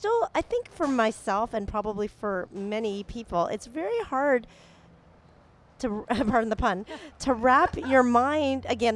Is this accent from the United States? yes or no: yes; Texas, United States; I'm from Texas